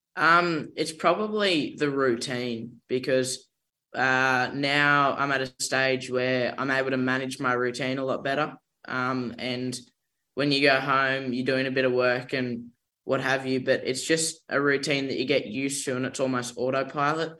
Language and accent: English; Dundee, New South Wales, Australia; I'm from uh, a little village called Dundee in northern New South Wales